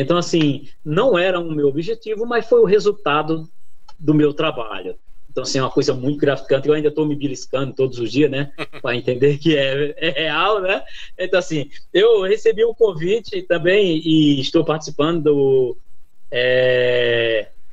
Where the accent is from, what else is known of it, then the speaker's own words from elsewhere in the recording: Northeast Region, Brazil; moved away; also born or lived in São Bernardo do Campo, Brazil; já estava quase tudo certo para mim voltar para o Nordeste, né, para minha terra natal